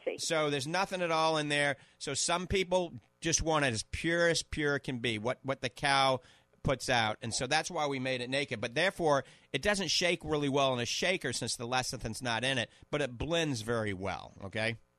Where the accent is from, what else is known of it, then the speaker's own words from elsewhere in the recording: New Orleans, Louisiana, United States; moved away; I grew up in New Orleans